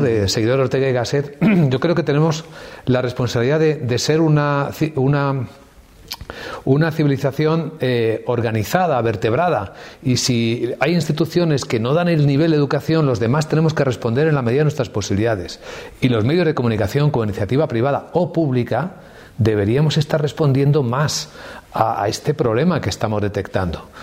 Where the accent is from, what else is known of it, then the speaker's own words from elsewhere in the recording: Ávila, Castile and León, Spain; Yo soy de Ávila